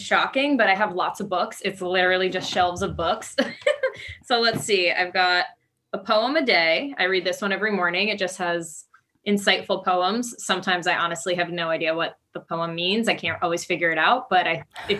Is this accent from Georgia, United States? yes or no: no; Long Island, New York, United States; moved away as an adult; now in Los Angeles, United States; So I'm currently in Los Angeles, but I'm originally from Long Island.